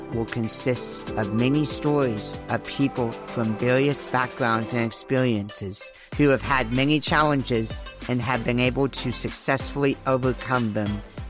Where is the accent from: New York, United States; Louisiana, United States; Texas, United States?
Texas, United States; Are you a cowboy from Texas? Because I am.